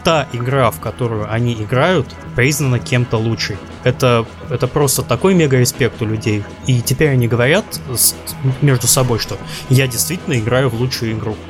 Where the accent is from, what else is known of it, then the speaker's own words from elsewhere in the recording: Kaliningrad, Kaliningrad Oblast, Russia; я из Калининграда